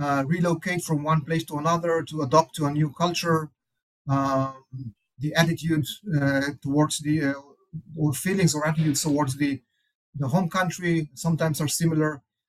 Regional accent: Kibbutz Shamir, Northern District, Israel; moved away as an adult; also born or lived in Tel Aviv / Chicago / New York / Montreal; So I grew up in Israel in a place called Kibbutz Shamir. It's in the north of Israel.

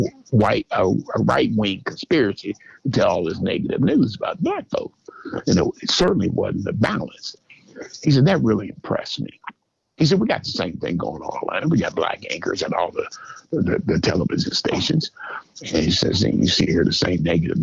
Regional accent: the North, United States; moved away as an adult; also born or lived in Georgia; I'm from the North

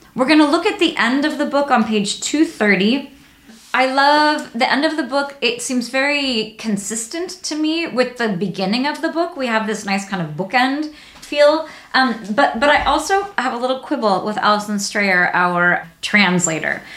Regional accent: United States; as an American reader

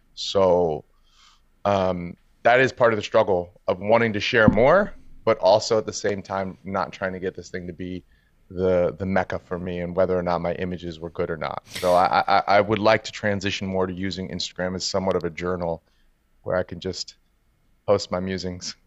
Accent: New York City, New York, United States; I'm born and raised in New York City. Uh, I was born in Harlem, grew up in Brooklyn in the Bronx.

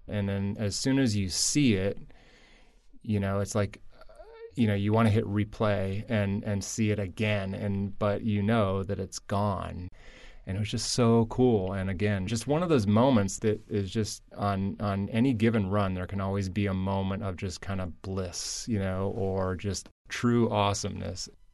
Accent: Michigan, United States; moved away; also born or lived in Florida; Growing up in Michigan

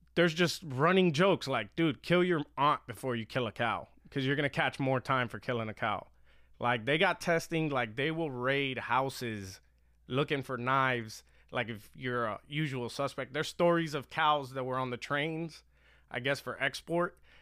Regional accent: Miami, Florida, United States; I grew up in Miami, late eighties, or just nineties

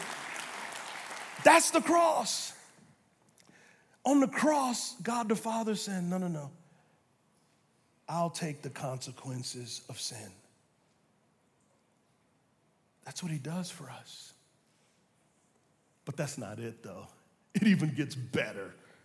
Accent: United States; we as American Christians

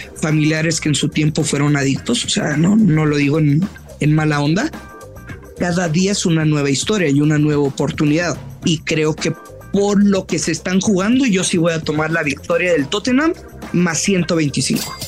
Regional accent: northern Mexico, Mexico; Como buen norteño

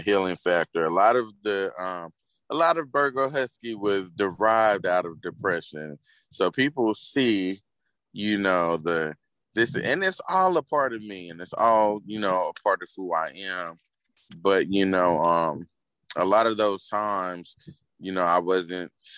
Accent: Fayetteville, North Carolina, United States; I am from Fayetteville, aka Dreamville

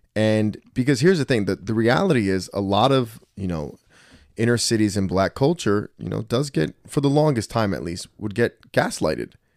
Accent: Trenton, New Jersey, United States; I grew up in Trenton, too.

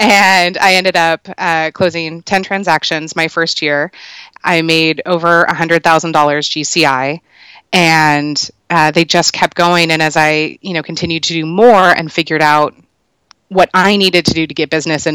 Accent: Culver City, California, United States; now in Vista, United States; I'm originally from Los Angeles, from Culver City, California. Now I live down in North County, San Diego, in Vista.

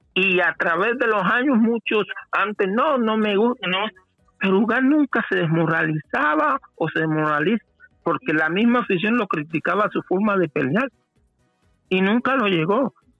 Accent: Portugal; moved away; soy portugués

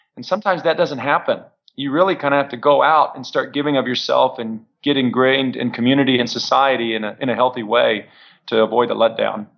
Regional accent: San Antonio, Texas, United States; now in Edmond, United States; I'm originally from San Antonio, Texas

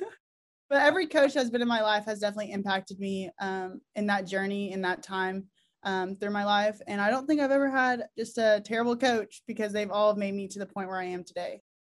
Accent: Oklahoma, United States; we're all from Oklahoma

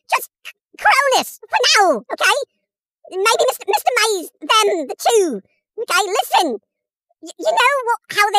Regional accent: England, United Kingdom; I'm English

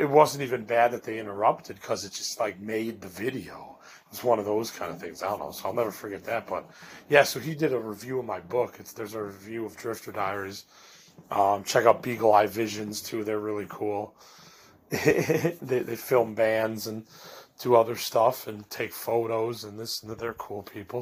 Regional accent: Chicago, Illinois, United States; I'm from Chicago

